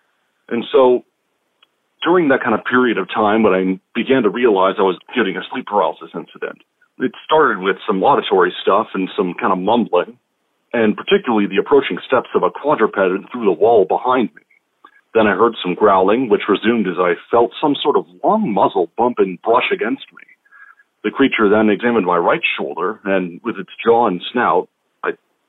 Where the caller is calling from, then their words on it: Washington, United States; from Washington State.